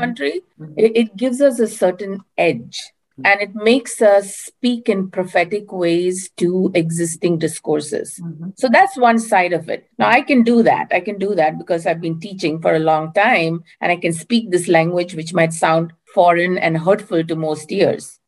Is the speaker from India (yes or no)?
yes; India; moved away as an adult; now in Berkeley, United States; I currently live near Berkeley, California, in the United States, but I'm originally from India